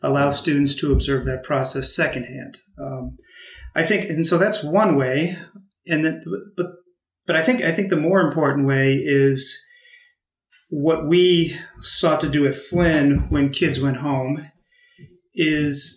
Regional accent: Massachusetts, United States; moved away as an adult; also born or lived in Illinois; I grew up on the East Coast in Massachusetts

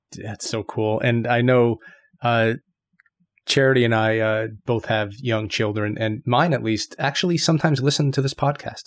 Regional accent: United States; moved away as an adult; now in Japan; I'm just American, but, you know, I guess the Japan thing, I've been over here for a while

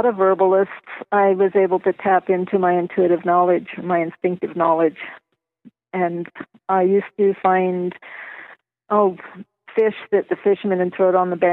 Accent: Rocky Mountains, United States; also born or lived in Culver City, California; my parents moved me to the Rocky Mountains when I was two

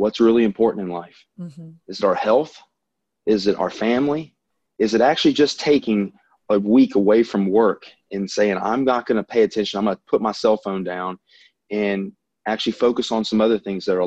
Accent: the South, United States; accent: Southern; now in Louisiana, United States

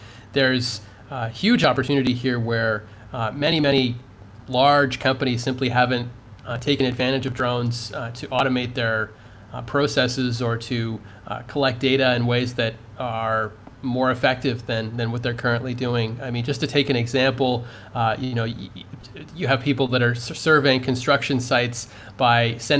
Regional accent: Canada; in my home country of Canada.

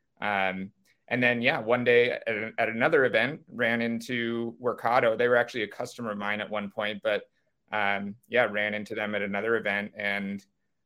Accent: Silicon Valley, California, United States; I was raised in Silicon Valley

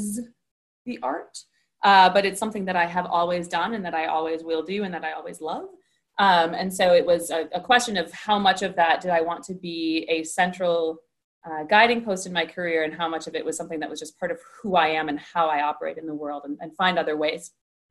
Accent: Northfield, Minnesota, United States; moved away; also born or lived in Williamstown, Massachusetts; I grew up in Northfield, Minnesota, about a stone's throw from the St. Olaf College campus

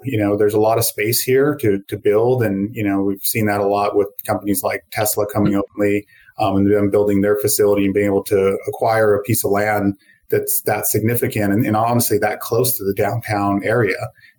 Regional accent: Southern California, United States; moved away as an adult; now in Austin, United States; I was born and raised in Southern California and practiced there for about 14 years. After that, moved over to Texas, and I'm located in the Austin area.

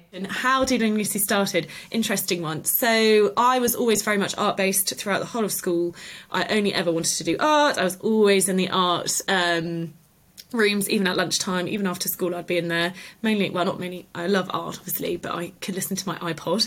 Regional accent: the Cotswolds, South West England, United Kingdom; also born or lived in Liverpool; I grew up in the Cotswolds and then went off to university in Liverpool

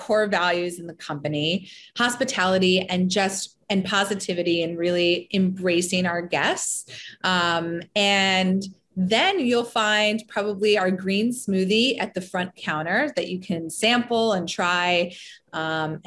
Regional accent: Elkins Park, Pennsylvania, United States; also born or lived in Olney, Philadelphia; I grew up in Elkins Park.

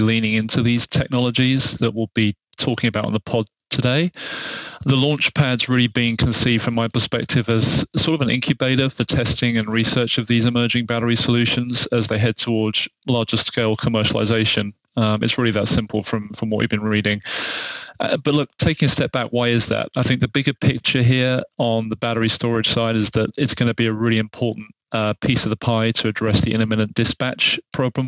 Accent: England, United Kingdom; as an Englishman

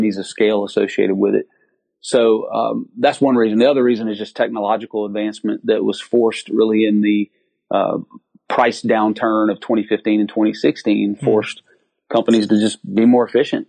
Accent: Lake Charles, Louisiana, United States; I'm from Lake Charles, Louisiana.

